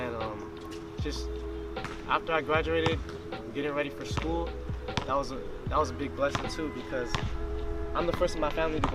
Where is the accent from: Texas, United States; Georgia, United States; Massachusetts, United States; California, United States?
California, United States; San Diego; being at State, and which is in my home city, and I can just go drive home in 20 minutes